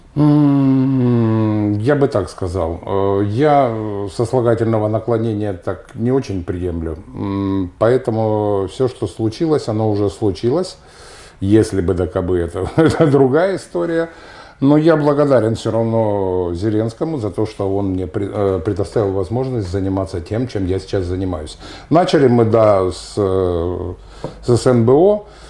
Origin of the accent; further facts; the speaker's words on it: Donetsk, Donetsk Oblast, Ukraine; moved away; Я уроженец Донецка, у меня до сих пор донецкая